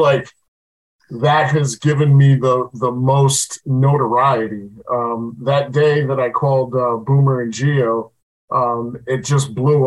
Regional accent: Long Island, New York, United States; also born or lived in Queens, New York; I was originally born in Queens. My family moved me out to Long Island at the ripe old age of 1 year old. And, I've lived there ever since.

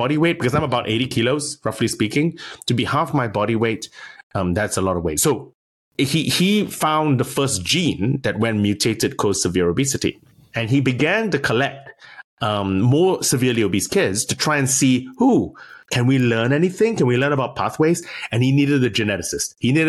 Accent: California, United States; also born or lived in Berkeley, United States; I'm from California, actually, originally. I sound weird because my wife's English, but I'm a transplanted Californian. I did high school and I went to University of California at Berkeley, Cal Berkeley, which is where I did my undergrad, doing molecular biology.

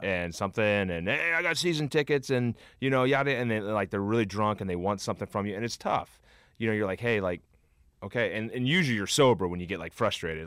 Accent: Cincinnati, Ohio, United States; I grew up in Cincinnati, huge Reds fan

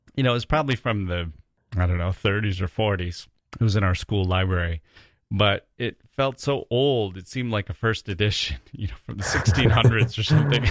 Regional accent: Wisconsin, United States; I grew up in Wisconsin in this small town

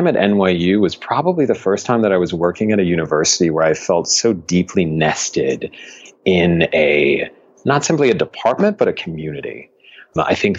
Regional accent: Buffalo, New York, United States; moved away; also born or lived in Miami; I grew up in Buffalo, New York

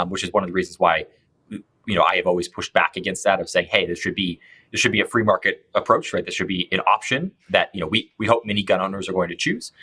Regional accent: Colorado, United States; I grew up here in Colorado

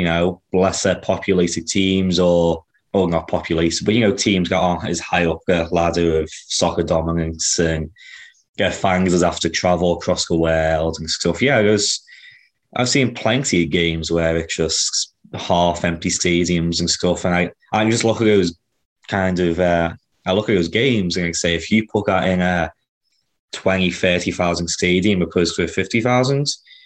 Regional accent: Kansas City, United States; my hometown

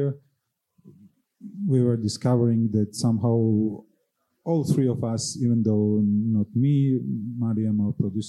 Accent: Georgia; even though it's my home country, still Kutaisi is a place where I've never lived

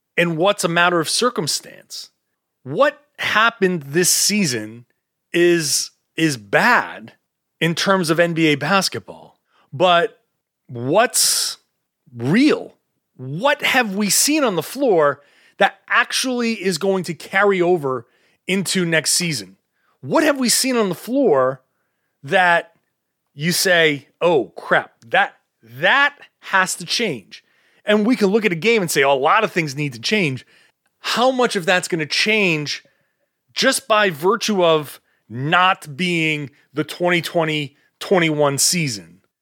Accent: Boston, Massachusetts, United States; I'm from the Boston area.

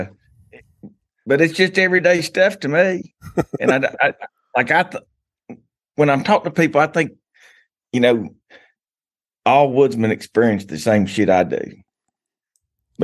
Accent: Logan, West Virginia, United States; I grew up in Logan, West Virginia

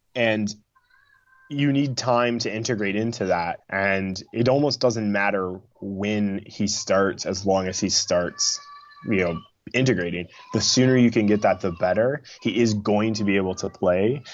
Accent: Midwest, United States; I grew up in the Midwest in the United States

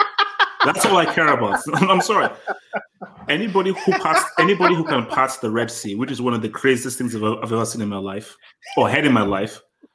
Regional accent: Nigeria; I'm Nigerian

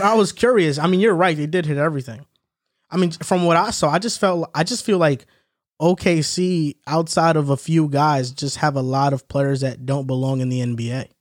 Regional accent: New York, United States; diehard New Yorker

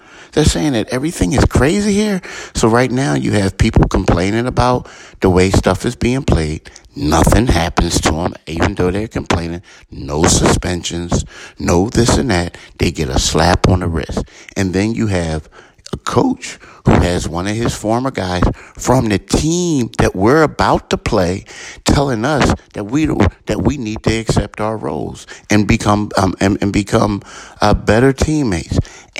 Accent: Philadelphia, Pennsylvania, United States; I grew up in Philadelphia.

